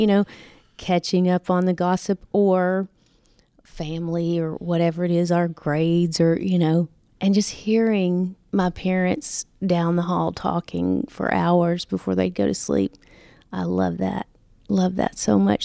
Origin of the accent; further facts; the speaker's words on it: Nashville, Tennessee, United States; moved away as an adult; now in Los Angeles, United States; I was born and raised in Nashville